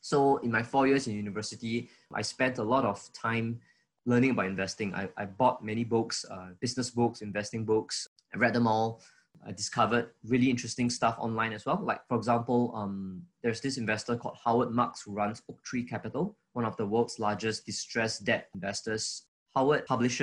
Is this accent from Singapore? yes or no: yes; Singapore; I was from Singapore